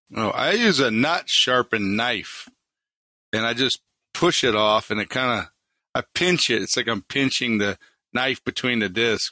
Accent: Harleyville, South Carolina, United States; moved away as an adult; also born or lived in New York City; I grew up in the swamps of South Carolina, down near Charleston, in a town called Harleyville

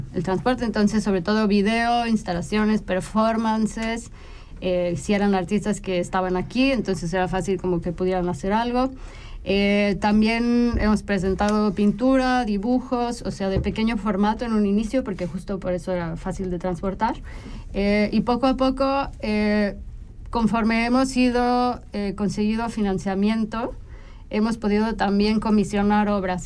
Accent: Mexico; moved away as an adult; now in Switzerland; yo soy mexicana. Eh, nací, nací en México, crecí en México

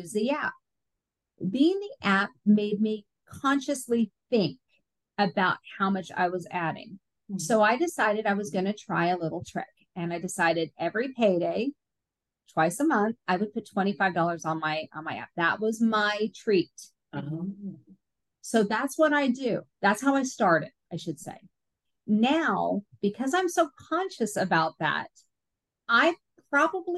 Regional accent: Seattle, Washington, United States; moved away; I'm originally from Seattle.

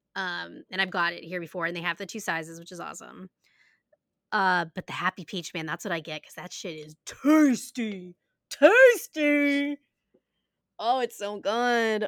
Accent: United States; We are American

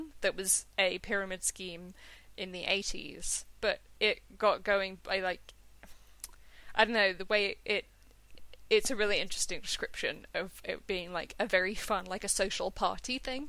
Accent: London, United Kingdom; I'm from London, it's the capital.

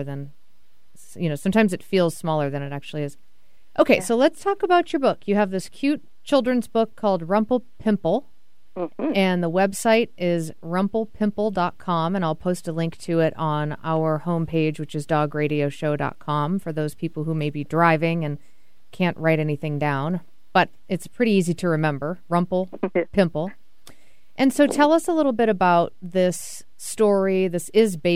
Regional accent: Massachusetts, United States; moved away; I'm from Massachusetts originally

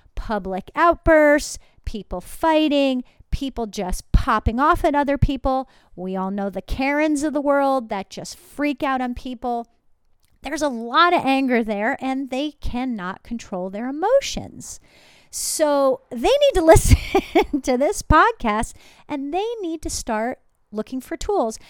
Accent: New Jersey, United States; I'm from New Jersey

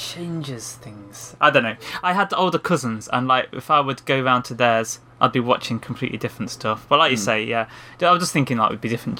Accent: United Kingdom; we're British

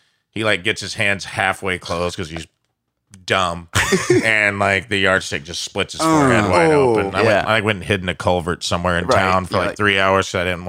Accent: Illinois, United States; People think that when I go home, because I'm from Southern Illinois, and they're like, you talk all city now.

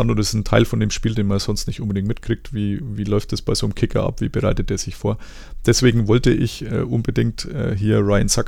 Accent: Germany; Also zum einen, ich als Deutscher finde es tatsächlich immer noch sehr komisch, dass man da in der Umkleide rumsteht.

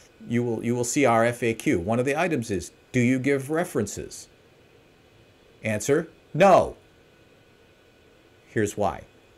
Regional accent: Milwaukee, Wisconsin, United States; I'm like from Milwaukee. It's my Milwaukee voice.

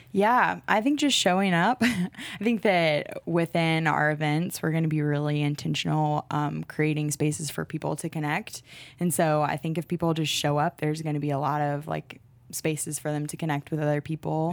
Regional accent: Charlotte, North Carolina, United States; I'm from Charlotte, born and raised here

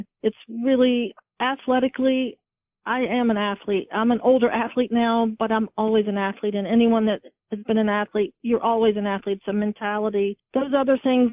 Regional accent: Virginia, United States; I'm from Virginia

